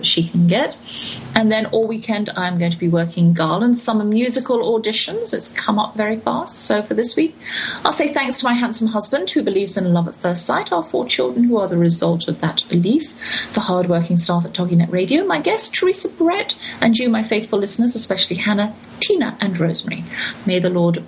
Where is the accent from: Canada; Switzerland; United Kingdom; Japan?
United Kingdom; moved away as an adult; now in United States; my legality in America as a British citizen